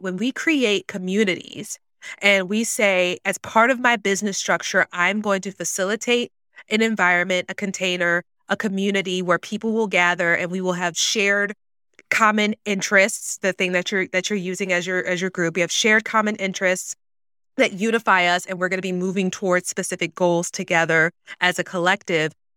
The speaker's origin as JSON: {"language": "English", "region": "the South", "country": "United States", "tie": "born or raised there", "said": "growing up in the South, Black woman"}